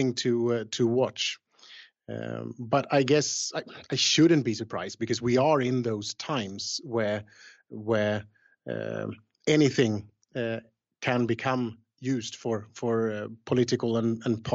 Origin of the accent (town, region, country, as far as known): Sweden; born or raised there